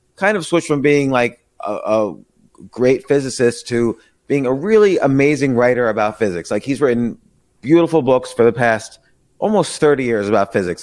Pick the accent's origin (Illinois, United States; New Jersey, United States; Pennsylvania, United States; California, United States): New Jersey, United States; Princeton; I lived, I grew up in Princeton